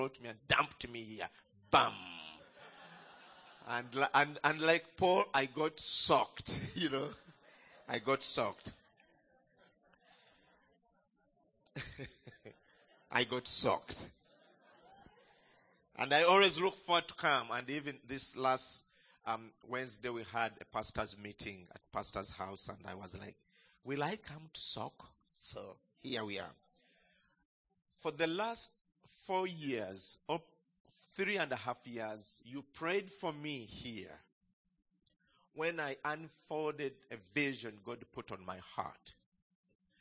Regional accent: Uganda; greetings from home, from Uganda

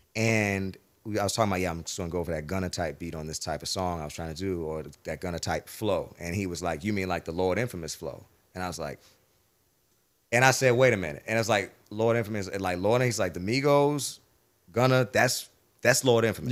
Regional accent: Jacksonville, Florida, United States; also born or lived in Nashville; growing up in Jacksonville

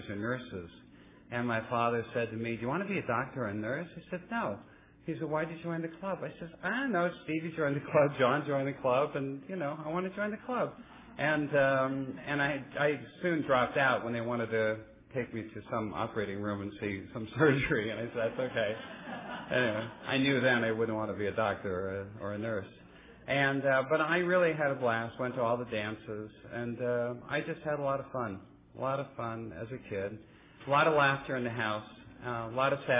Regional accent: Oakland, California, United States; also born or lived in Santa Monica, California / San Leandro, California; I was actually born in Santa Monica, California, raised in the East Bay, Oakland, and San Leandro

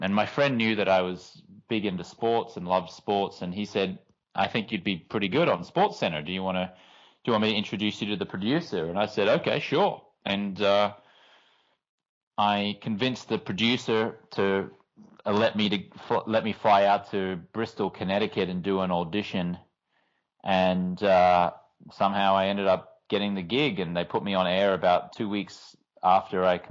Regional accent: Brisbane, Queensland, Australia; moved away as an adult; also born or lived in London / Los Angeles; I grew up in Brisbane, Australia

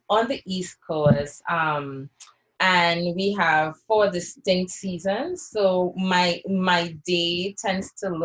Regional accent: Trinidad & Tobago; now in United States; I was growing up in Trinidad, and even sometimes here in the US when I first came

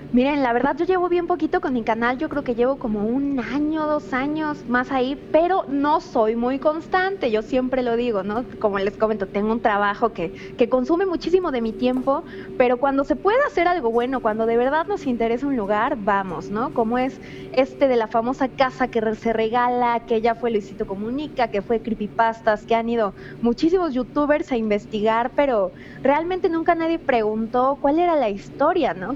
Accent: Cuernavaca, Morelos, Mexico; yo soy de acá de Cuernavaca, Morelos

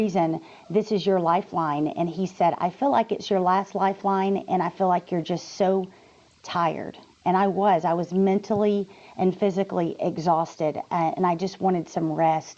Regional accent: Texas, United States; I'm from Texas

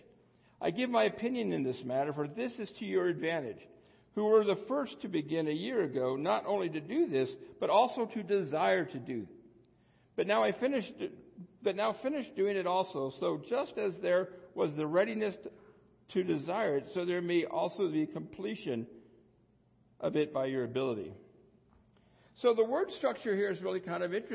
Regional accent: United States; I was born in the United States of well-to-do parents

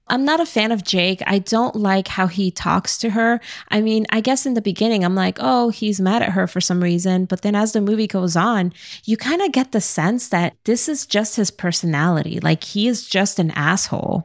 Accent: New York City, New York, United States; I grew up in Brooklyn

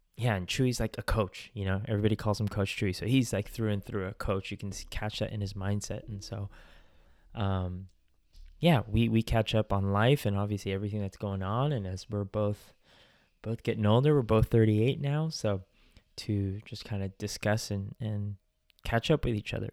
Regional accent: Bay Area, California, United States; we have similar backgrounds growing up in the Bay Area

